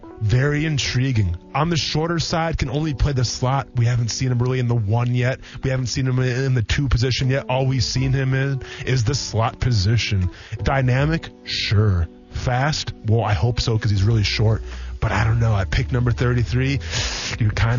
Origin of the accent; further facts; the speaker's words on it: Wisconsin, United States; I'm from Wisconsin